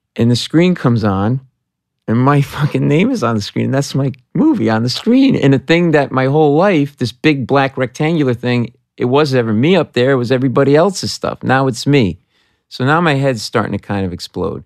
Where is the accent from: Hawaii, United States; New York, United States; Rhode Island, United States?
Rhode Island, United States; Providence; moved away as an adult; I was a middle-class kid from, I am from Providence, Rhode Island